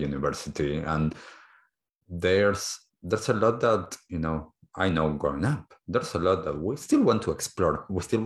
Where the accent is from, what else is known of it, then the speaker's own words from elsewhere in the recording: Argentina; now in New Zealand; I grew up in Argentina